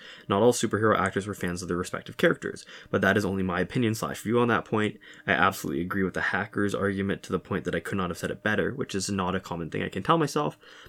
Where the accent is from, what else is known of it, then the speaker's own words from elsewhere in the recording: Russia; first language Russian; English is a second language; I'm from Russia and I speak Russian, which feels weird to admit with, quote, the current situation.